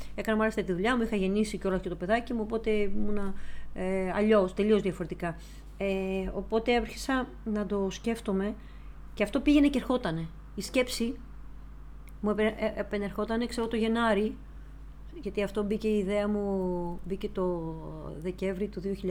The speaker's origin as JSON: {"language": "Greek", "country": "Greece", "said": "ως Ελληνίδα"}